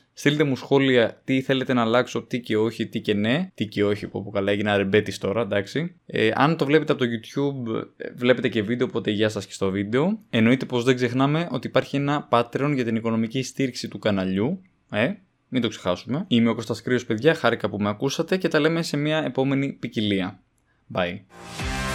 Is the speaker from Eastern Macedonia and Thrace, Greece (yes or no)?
no; Paros, South Aegean, Greece; Στο χωριό μου τώρα στην Πάρο